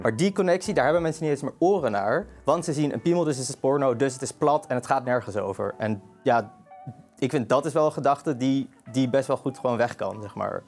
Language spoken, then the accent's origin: Dutch; Amsterdam, North Holland, Netherlands; ik kom uit Amsterdam. Ik ben geboren en getogen Amsterdammer.